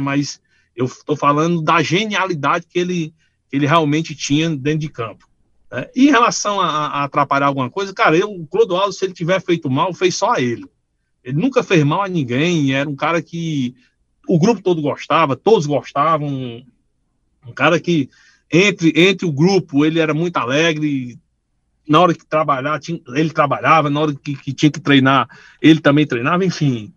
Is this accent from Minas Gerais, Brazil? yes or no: no; Paracuru, Ceará, Brazil; eu não nasci no Paracuru, mas fui criado lá